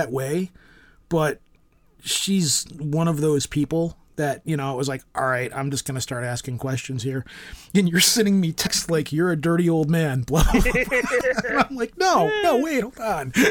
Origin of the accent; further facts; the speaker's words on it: United States; I'm American